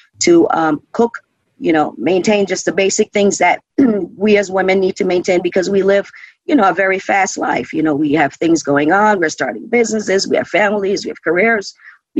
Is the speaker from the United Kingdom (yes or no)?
no; Jamaica; now in United States; I'm originally from Jamaica, so I know firsthand from living in Jamaica